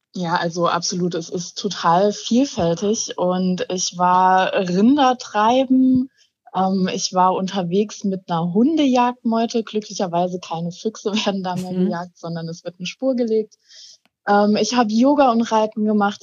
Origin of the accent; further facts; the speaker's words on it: Saarland, Germany; ich komme aus dem Saarland